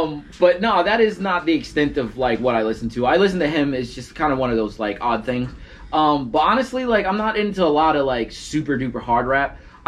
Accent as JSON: {"language": "English", "region": "New Jersey", "country": "United States", "said": "I'm from Jersey, bro."}